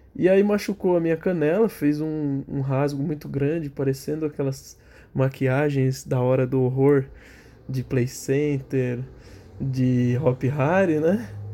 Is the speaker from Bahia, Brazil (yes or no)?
no; São Paulo, Brazil; eu sou de São Paulo